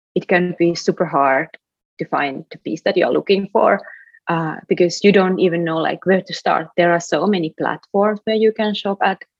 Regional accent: Finland; now in Brooklyn, United States; Finland, my home country

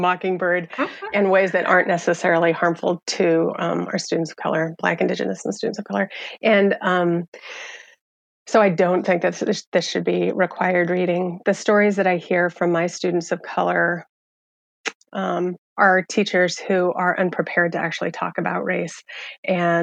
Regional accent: rural Iowa, United States; I was a sophomore in a small town in rural Iowa

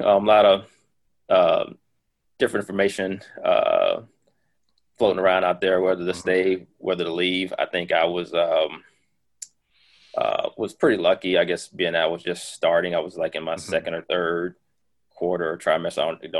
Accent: Miami, Florida, United States; moved away as an adult; now in Indianapolis, United States; I'm originally from Miami, Florida.

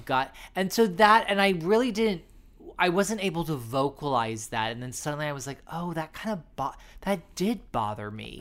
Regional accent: San Diego, California, United States; I'm from San Diego, so I'm from Southern California.

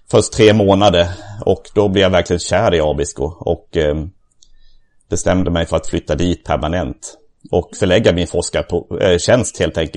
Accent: southern Sweden, Sweden; Jag är uppvuxen i södra Sverige

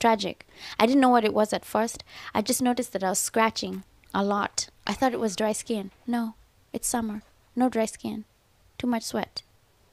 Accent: Kenya; now in Los Angeles, United States; I'm from Kenya

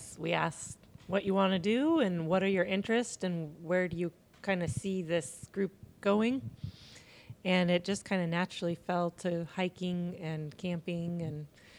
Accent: United States; also born or lived in Ventura County, California / Snohomish County, Washington; I grew up in Ventura County, California, and Snohomish County, Washington State.

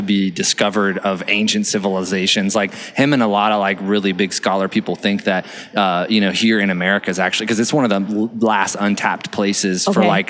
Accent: Lakeland, Florida, United States; I'm from Lakeland.

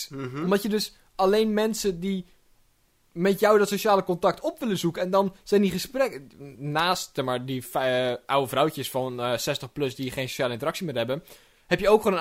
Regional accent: Netherlands; Ik ben een trotse Nederlander en ik wil apartheid in de trein.

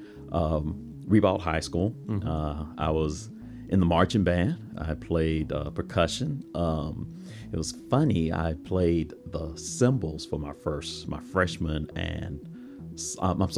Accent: Jacksonville, Florida, United States; also born or lived in Atlanta / Palatka, Florida; I was born and raised in Jacksonville, on the north side of Jacksonville

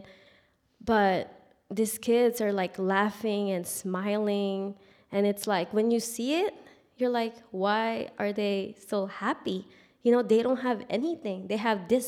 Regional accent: Philippines; moved away; I grew up in the Philippines.

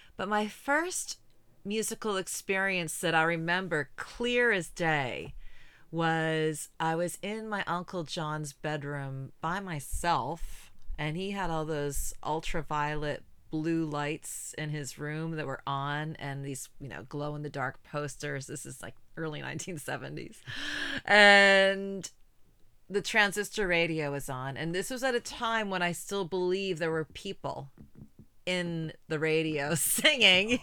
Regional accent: outside of Boston, Massachusetts, United States; I grew up outside of Boston

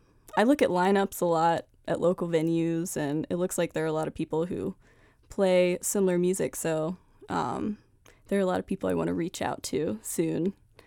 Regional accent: Staunton, Virginia, United States; I'm from Stanton, Virginia.

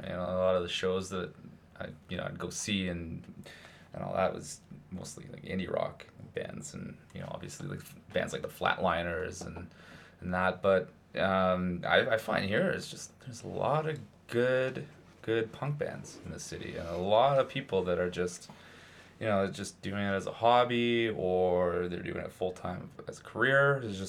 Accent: Toronto, Ontario, Canada; also born or lived in Vancouver; Well, as a whole, I came from Toronto, and I've lived in Vancouver.

